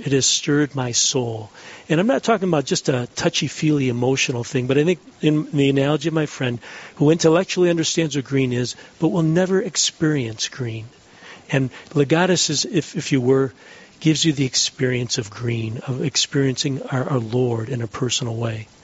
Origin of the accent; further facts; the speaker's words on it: Detroit, Michigan, United States; moved away as an adult; also born or lived in Ann Arbor, Michigan; now in Dallas, United States; I'm from Detroit originally, born and raised in Detroit, and raised a family in Ann Arbor